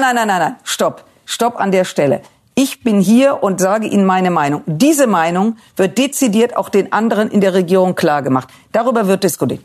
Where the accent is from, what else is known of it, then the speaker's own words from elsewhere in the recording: Germany; ich werde als Deutsche